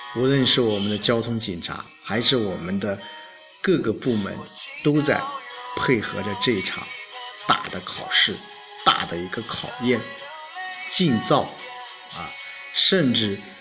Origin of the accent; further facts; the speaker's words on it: China; 我们中国